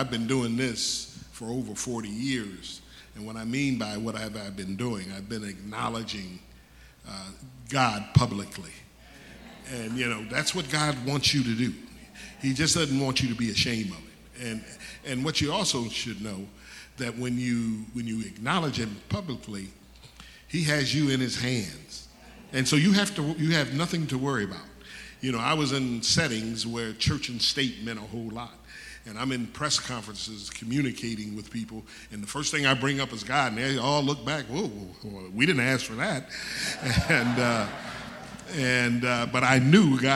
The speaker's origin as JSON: {"language": "English", "town": "Detroit", "region": "Michigan", "country": "United States", "tie": "born or raised there", "said": "I was born in Detroit, Michigan"}